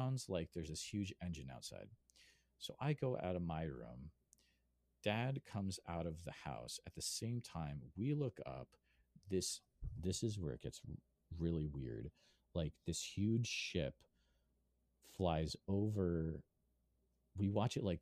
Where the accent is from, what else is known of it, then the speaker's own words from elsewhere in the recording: Western Massachusetts, United States; moved away as an adult; now in Iowa, United States; I grew up in Western Mass, I moved out to Iowa